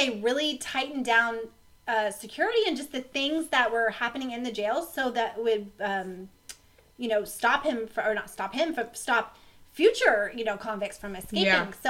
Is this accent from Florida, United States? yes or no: yes; Florida, United States; I grew up, I was born and raised in Florida